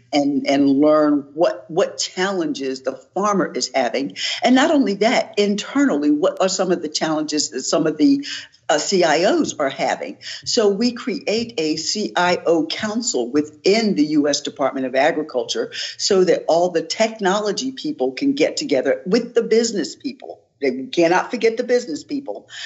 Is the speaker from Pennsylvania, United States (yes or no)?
yes; Philadelphia, Pennsylvania, United States; I'm from West Philadelphia